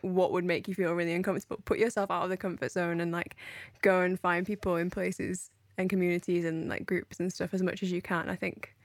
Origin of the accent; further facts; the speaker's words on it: United Kingdom; I'm speaking from British culture here